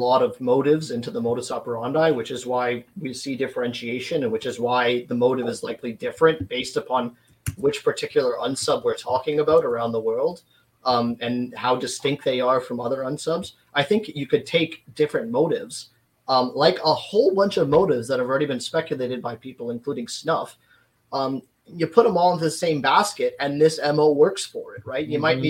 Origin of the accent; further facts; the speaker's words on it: Canada; because I'm from Canada, I've been looking into a lot of Canadian cases.